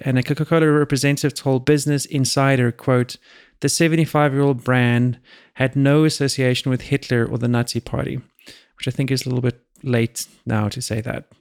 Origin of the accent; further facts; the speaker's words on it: South Africa; now in United States; I was born in South Africa